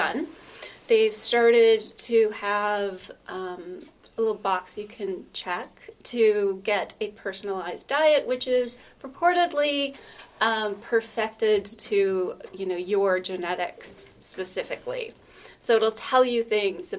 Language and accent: English; Vancouver, British Columbia, Canada; moved away as an adult; also born or lived in Ottawa, Canada / Toronto, Canada; now in Newcastle, United Kingdom; I was born in Vancouver in Canada, British Columbia